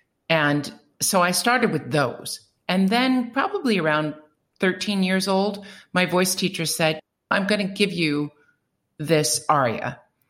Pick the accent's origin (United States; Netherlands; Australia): United States; Midwest; now in Canada; Brought up as a Midwesterner, but I relate more as a Canadian these days.